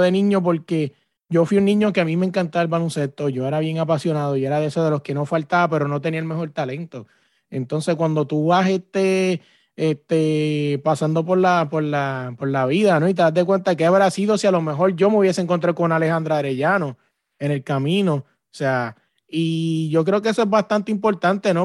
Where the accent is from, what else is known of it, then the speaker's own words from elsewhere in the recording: Puerto Rico; yo que soy de Puerto Rico